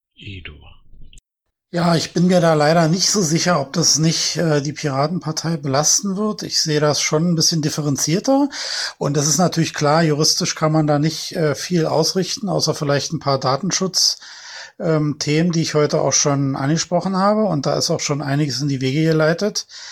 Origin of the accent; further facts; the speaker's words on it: Berlin, Germany; ich bin ja selber Berliner, ich sitze ja hier mittendrin